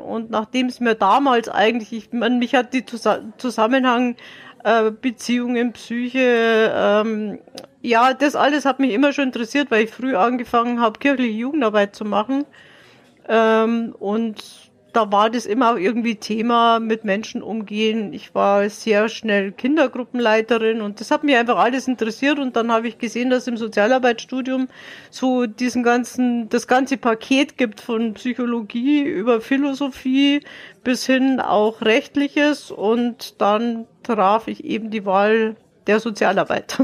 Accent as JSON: {"language": "German", "area": "Dachau district", "region": "Bavaria", "country": "Germany", "tie": "born or raised there", "said": "Ich komme aus Bayern, also aus dem äh, Landkreis Dachau."}